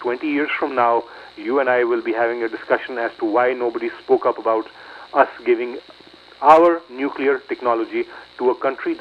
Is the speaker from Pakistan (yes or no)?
yes; Pakistan; now in United States; I am a Pakistani-born Muslim and now an American citizen for many years